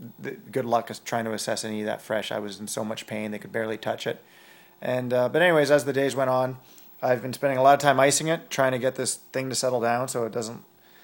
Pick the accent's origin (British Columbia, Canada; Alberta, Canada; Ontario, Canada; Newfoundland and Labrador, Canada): Alberta, Canada; Yeah, I'm from Northern Alberta, so I was screaming.